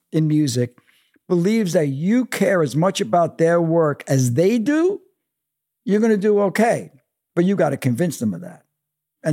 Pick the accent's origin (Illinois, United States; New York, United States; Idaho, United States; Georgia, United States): New York, United States; New York City; I'm coming from Brooklyn. My father's a longshoreman.